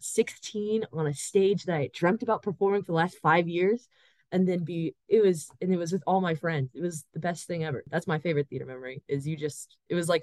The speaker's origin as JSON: {"language": "English", "town": "Chicago", "region": "Illinois", "country": "United States", "tie": "born or raised there", "said": "I grew up in Chicago"}